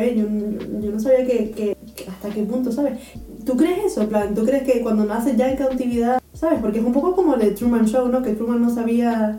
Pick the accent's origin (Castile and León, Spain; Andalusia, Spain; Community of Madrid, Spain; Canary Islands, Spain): Canary Islands, Spain; Gran Canaria; moved away as an adult; now in Karlsruhe, Germany; nací en Gran Canaria